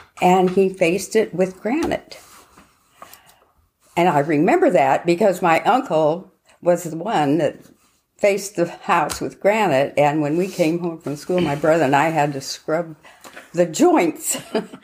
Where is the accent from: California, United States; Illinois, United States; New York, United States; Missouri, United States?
California, United States; Rocklin; I was born on Ruhkala Road in a little house next to my grandparents' home